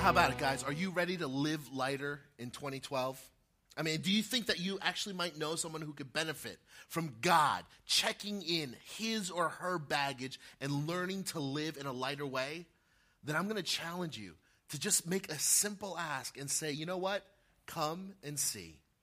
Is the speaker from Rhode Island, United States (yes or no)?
no; Montville, New Jersey, United States; Back when I was 12 years old, growing up in Montville, right, just up the street, Morris County